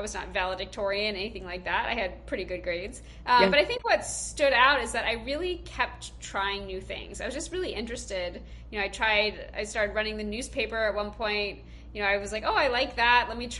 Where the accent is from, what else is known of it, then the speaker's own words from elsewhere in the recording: Georgia, United States; now in Boston, United States; I'm originally from Georgia, actually, but my kids are Boston born and raised.